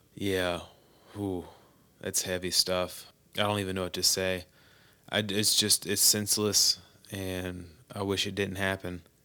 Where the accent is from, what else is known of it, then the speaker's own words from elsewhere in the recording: United States; as an American